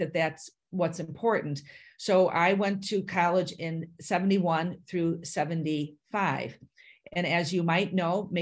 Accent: Chicago, Illinois, United States; now in Minnesota, United States; I was born in Chicago, Illinois, in the city.

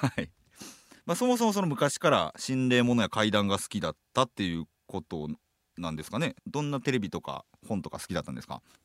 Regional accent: Hyogo, Japan; 僕兵庫県なんですけど出身が

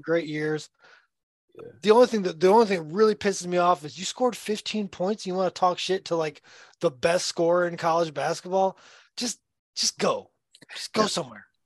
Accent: the South, United States; I grew up playing basketball in the South

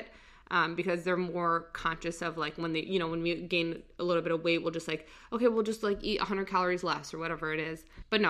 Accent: Virginia, United States; also born or lived in Saudi Arabia; I grew up in Virginia, most of it.

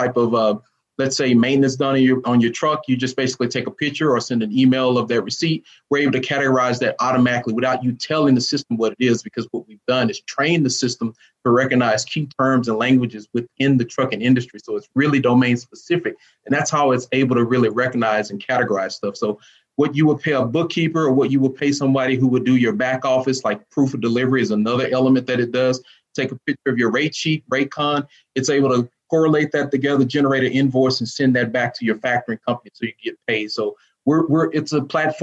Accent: Dallas, Texas, United States; I'm from Dallas. I'm from the southern part of Dallas

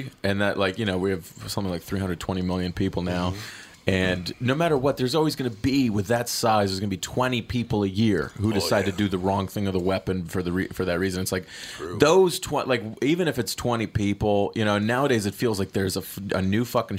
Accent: North Carolina, United States; I grew up in North Carolina. We grew up shooting weapons.

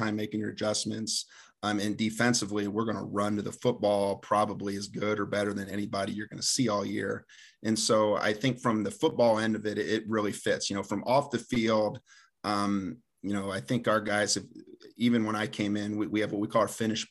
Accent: Delphos, Ohio, United States; moved away as an adult; also born or lived in Hillsdale, Michigan / Indianapolis, Indiana; I'm originally from Delphus, Ohio, played at Delphus St. John's

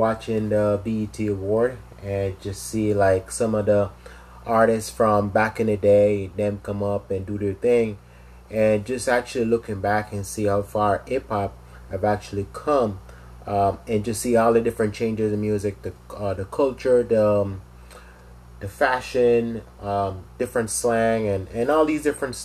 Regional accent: Jamaica; now in United States; originally I'm from Jamaica. You know, I came to the States a couple of years now

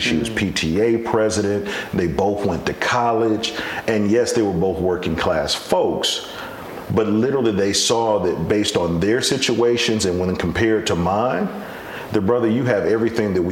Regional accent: Decatur, Georgia, United States; I'm from Decatur, so I'm from Atlanta

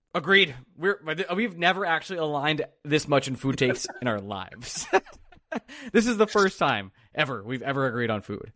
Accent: New York, United States; moved away as an adult; now in Philadelphia, United States; some guy who moved to Philly four years ago 'cause I work remotely. I'm from New York

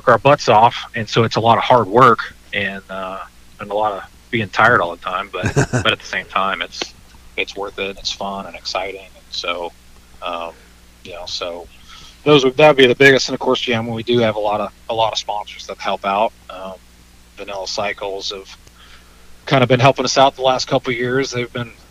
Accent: Northern California, United States; I grew up in Northern California

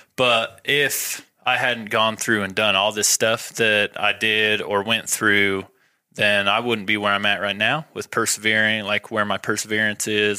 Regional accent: Rexburg, Idaho, United States; also born or lived in Rigby, Idaho; I was born born in Rexburg, grew up mostly in Rexburg, Rigby area.

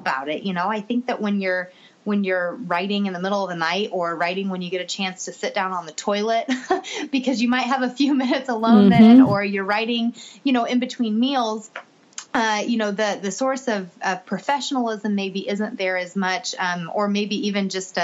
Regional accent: Kansas City, United States; my hometown back in Kansas City

